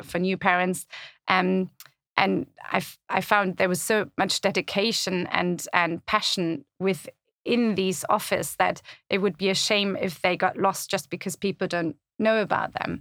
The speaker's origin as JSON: {"language": "English", "country": "Germany", "tie": "born or raised there", "also_born_or_lived": "Italy / Netherlands / France / Caribbean", "moved": "as an adult", "lives_now": "London, United Kingdom", "said": "I was born and raised in Germany, but then lived all over the place"}